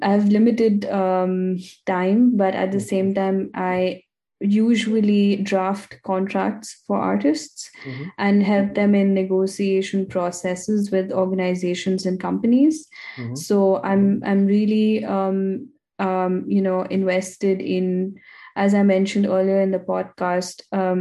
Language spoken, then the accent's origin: English; India; now in Vienna, Austria; as an Indian woman